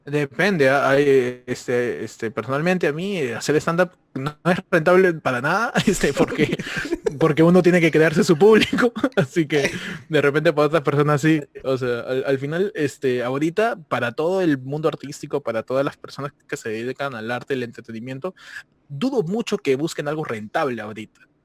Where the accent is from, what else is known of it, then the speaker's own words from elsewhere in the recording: Peru; moved away; yo soy peruano toda la vida